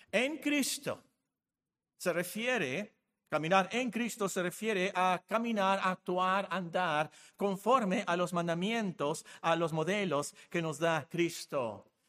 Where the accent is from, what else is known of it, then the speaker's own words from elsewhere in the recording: Hermosillo, Sonora, Mexico; also born or lived in Guerrero, Mexico / Culiacán, Mexico / Phoenix, United States; yo soy de Hermosillo, yo llegué aquí en 1968. Eh, ¿Pero por qué hablas así? Bueno, resulta que yo nací en Guerrero de casualidad porque mi papá trabajaba ahí y luego viví en Sinaloa, eh, en Culiacán, y luego viví aquí en Hermosillo, y luego viví en Phoenix